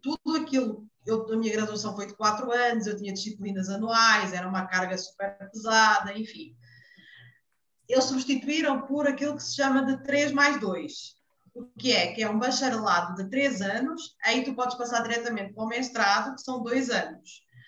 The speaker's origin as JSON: {"language": "Portuguese", "country": "Portugal", "moved": "as an adult", "lives_now": "Brazil", "said": "eu sou portuguesa"}